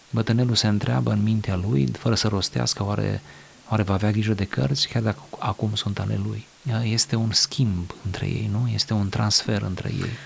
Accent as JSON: {"language": "Romanian", "country": "Romania", "said": "în țara mea, în România"}